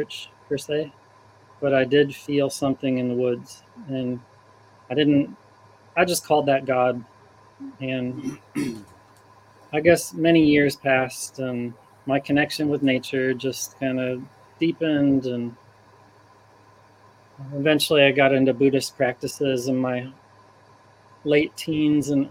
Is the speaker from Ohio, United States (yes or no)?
yes; Ohio, United States; I was raised in Ohio, and it was a rural area